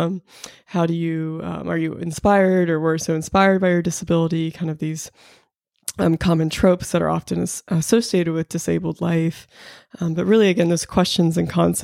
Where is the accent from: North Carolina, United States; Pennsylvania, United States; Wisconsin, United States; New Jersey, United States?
Pennsylvania, United States; Pittsburgh; now in Charlottesville, United States; I'm originally from Pittsburgh, Pennsylvania, but now I'm based in Charlottesville, Virginia